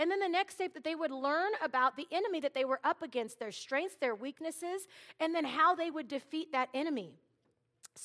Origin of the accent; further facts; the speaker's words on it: Seattle, Washington, United States; now in Minnesota, United States; I am originally from Seattle, Washington